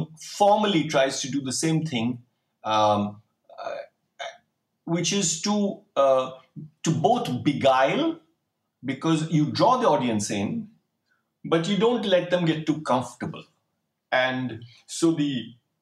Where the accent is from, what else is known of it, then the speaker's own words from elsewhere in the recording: Delhi, India; growing up in Delhi